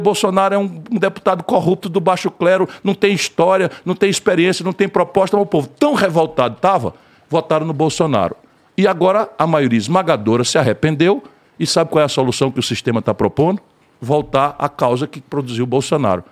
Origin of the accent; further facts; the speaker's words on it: Brazil; Eu sou brasileiro